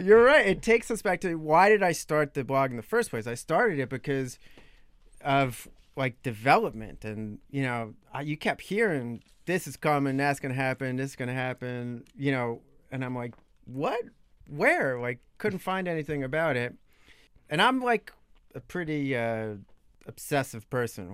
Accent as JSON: {"language": "English", "area": "Long Island", "region": "New York", "country": "United States", "tie": "born or raised there", "also_born_or_lived": "Brooklyn, New York / Oxford, Ohio", "moved": "as an adult", "lives_now": "Washington, D.C., United States", "said": "I'm from Long Island. When I was a very little kid, Brooklyn, but most of the formative years, Long Island, New York"}